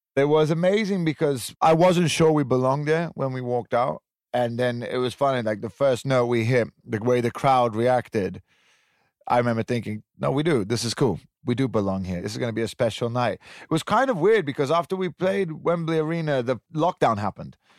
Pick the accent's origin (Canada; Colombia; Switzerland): Switzerland; moved away; also born or lived in Italian Riviera; I grew up in Switzerland. I grew up on top of a mountain in a very privileged environment